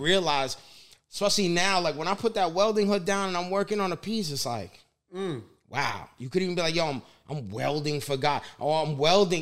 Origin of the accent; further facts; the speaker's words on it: New York City, New York, United States; Growing up in the Bronx, you know, and um, just very Italian neighborhood